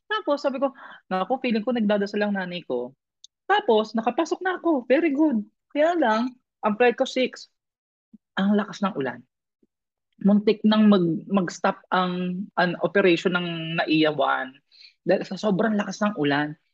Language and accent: Tagalog; Philippines; moved away as an adult; also born or lived in Iligan; now in Thailand; alam niyang Pinoy ako.